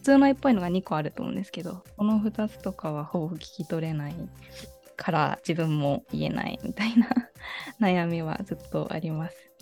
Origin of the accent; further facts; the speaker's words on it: Japan; 日本まで日本育ちで